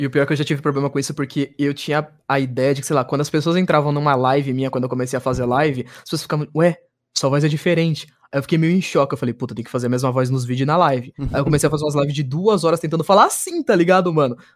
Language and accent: Portuguese; São Paulo, Brazil; Eu sou paulista